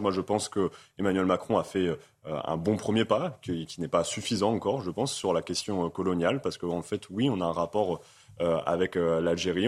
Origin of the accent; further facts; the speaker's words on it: Amiens, Hauts-de-France, France; Moi, je suis originaire d'Amiens